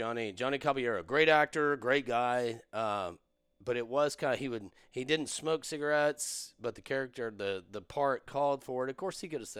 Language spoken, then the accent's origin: English; Dublin, Leinster, Ireland; I was raised in Dublin, went to Trinity, studied acting in Trinity, at Trinity University, and I was down traveling, love Texas